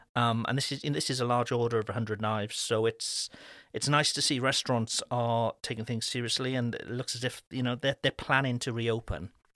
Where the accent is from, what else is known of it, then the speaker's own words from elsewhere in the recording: Cardiff, Wales, United Kingdom; moved away; my hometown back in Cardiff